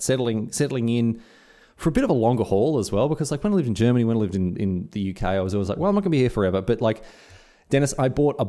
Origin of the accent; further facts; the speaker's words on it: Victoria, Australia; moved away as an adult; also born or lived in Scotland; now in Queensland, Australia; I'm uprooting my life from my home state of Victoria, moving to Queensland